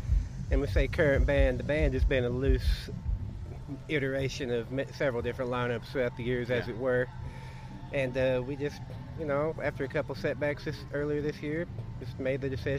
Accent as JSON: {"language": "English", "region": "Kentucky", "country": "United States", "said": "Everywhere I go, people say, oh, you're from Kentucky."}